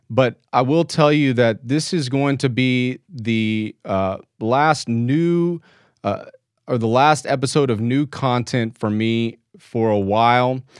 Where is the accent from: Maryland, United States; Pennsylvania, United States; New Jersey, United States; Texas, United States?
Texas, United States; born or raised there